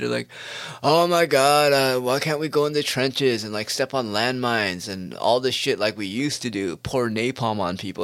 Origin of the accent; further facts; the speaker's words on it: United States; I was born in America